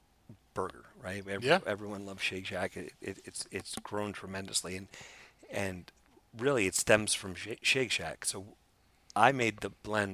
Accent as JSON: {"language": "English", "town": "New York City", "region": "New York", "country": "United States", "tie": "born or raised there", "said": "growing up in Brooklyn"}